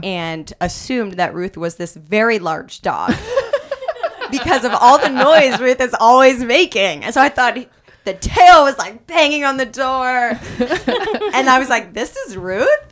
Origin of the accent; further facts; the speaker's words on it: Kansas City, United States; now in Los Angeles, United States; I'm from Kansas City